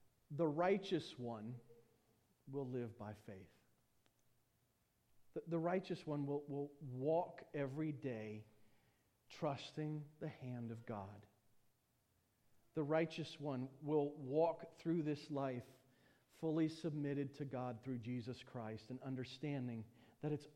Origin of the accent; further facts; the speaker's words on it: United States; being an American